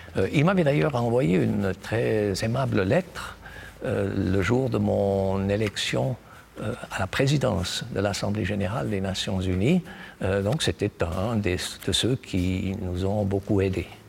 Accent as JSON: {"language": "French", "country": "Switzerland", "said": "notre pays"}